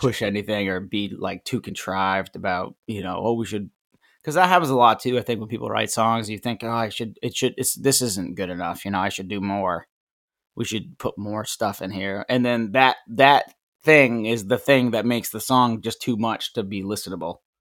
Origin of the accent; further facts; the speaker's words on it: Maine, United States; I'm from Maine. I grew up in Maine, uh, for the most part, anyways, and about a half hour outside of Portland